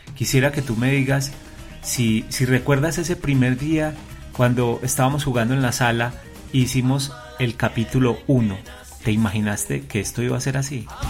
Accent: Colombia; queremos hacerle un homenaje a nuestra tierra, a Colombia

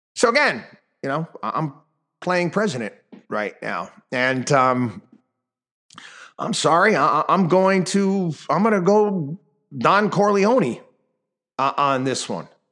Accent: Albany, New York, United States; moved away; my hometown, uh, of Albany, New York.

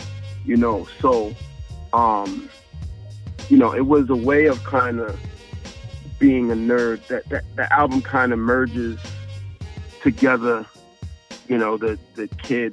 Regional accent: New York City, New York, United States; we're from South Jamaica, seeing people get shot and murdered and been in the hood

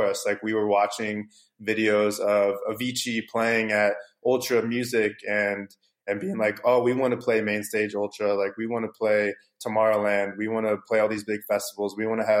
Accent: St. Louis, Missouri, United States; now in California, United States; I'm from St. Louis, Missouri, originally. So when I was growing up there

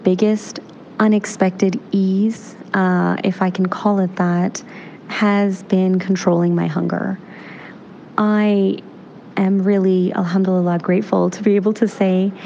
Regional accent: Canada; In my experience growing up in Canada

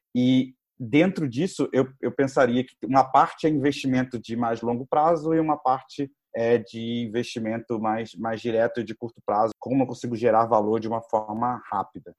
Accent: Rio de Janeiro, Brazil; also born or lived in Berkeley, United States; sou carioca também, fiz a faculdade no Rio

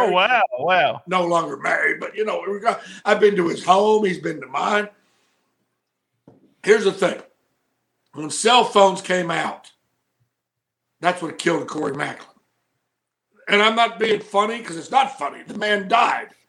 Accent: Walls, Mississippi, United States; stuff here from my hometown. Right, right. Uh, Walls, Mississippi

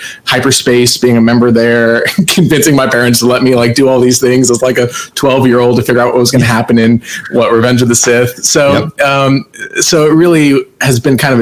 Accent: Plano, Texas, United States; I grew up in Plano, Texas

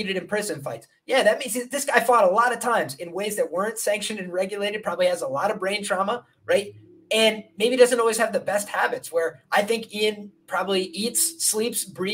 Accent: Ireland; I'm Irish

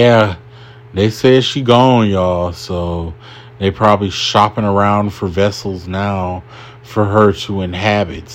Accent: United States; as an American

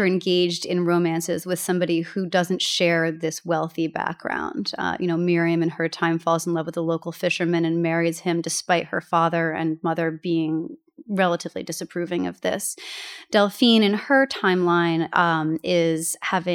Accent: United States; moved away; the Hudson River, which my hometown is located next

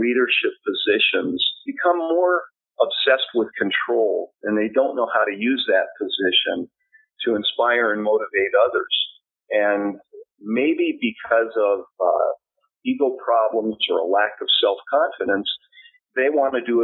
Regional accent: Southern California, United States; also born or lived in Bend, Oregon / Irvine, California; now in Claremont, United States; I grew up in Southern California

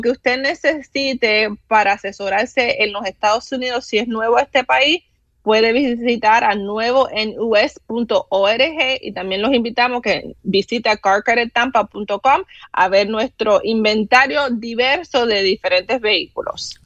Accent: Cuba; now in United States; yo soy cubana

